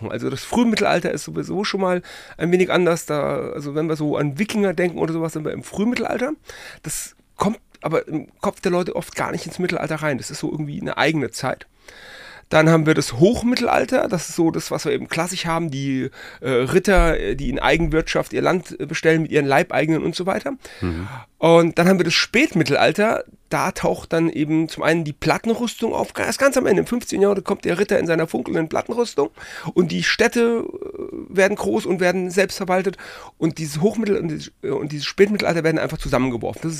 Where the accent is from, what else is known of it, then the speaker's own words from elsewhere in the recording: Frankfurt, Hesse, Germany; born there; Ich komme aus Frankfurt. Ich bin du kommst Frankfurt aus Frankfurt, geboren, ja.